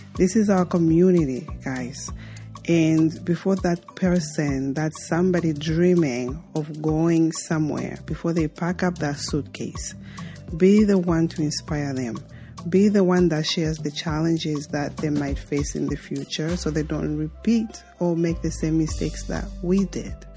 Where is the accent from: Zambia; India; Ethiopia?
Zambia; Mongu, Western Province; also born or lived in Lusaka, Zambia; I was born and raised in Zambia, and uh, I grew up uh, very rural